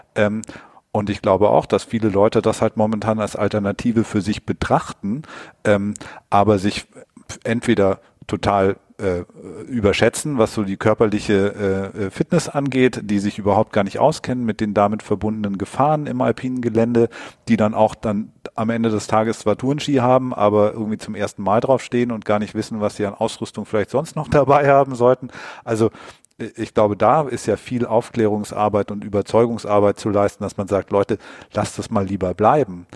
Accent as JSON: {"language": "German", "region": "Southern Germany", "country": "Germany", "tie": "born or raised there", "moved": "yes", "lives_now": "Hamburg, Germany", "said": "Ich bin in Süddeutschland groß geworden"}